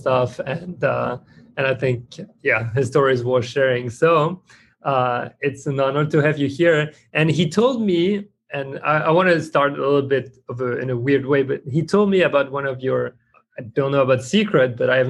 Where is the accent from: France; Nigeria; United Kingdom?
France; moved away; I come from France